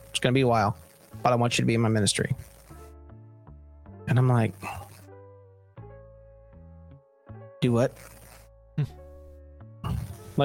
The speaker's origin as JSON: {"language": "English", "region": "Southern California", "country": "United States", "tie": "born or raised there", "said": "I was born in Southern California, just outside of Disneyland"}